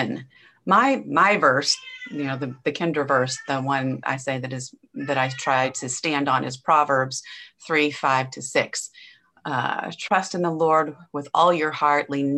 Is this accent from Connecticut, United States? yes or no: no; Nebraska, United States; now in Angleton, Texas, United States; I was born and raised in Nebraska, and I've lived a few different places kind of all over the country.